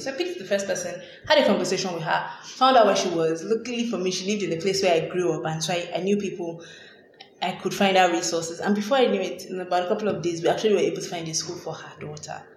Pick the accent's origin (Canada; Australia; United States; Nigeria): Nigeria; I grew up in Nigeria